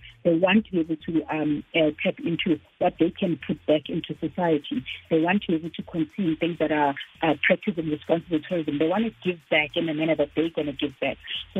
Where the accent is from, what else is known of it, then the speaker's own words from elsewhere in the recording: South Africa; as the South African people.